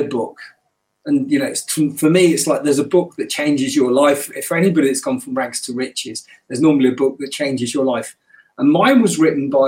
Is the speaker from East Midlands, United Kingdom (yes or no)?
no; New Cumnock, Scotland, United Kingdom; also born or lived in Nottingham; my mother came down to Nottingham and then she took me back to Scotland with her. And so, when she went back to Scotland in 69, I was the only coloured kid in the village, in this little mining village in the west coast of Scotland, which was called Newcunluck